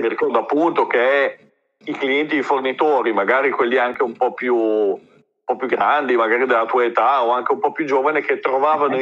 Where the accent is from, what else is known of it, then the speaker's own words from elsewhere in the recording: Reggio Emilia, Emilia-Romagna, Italy; io sono di Reggio